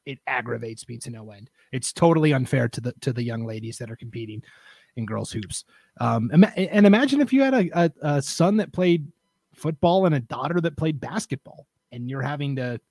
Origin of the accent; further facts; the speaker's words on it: Montana, United States; I come from Montana. The seasons are very rigid there.